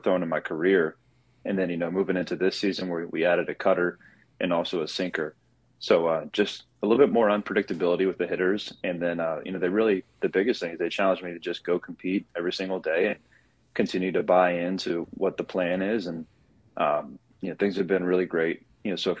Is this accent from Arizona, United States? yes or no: no; small town outside of Raleigh, North Carolina, United States; moved away as an adult; also born or lived in Maryland; now in Los Angeles, United States; I'm from the East Coast, you know, small town outside of Raleigh, North Carolina